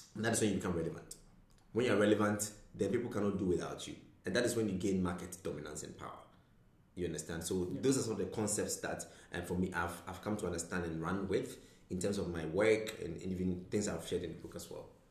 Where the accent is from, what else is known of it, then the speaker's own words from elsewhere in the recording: Ghana; moved away; I'm originally from Ghana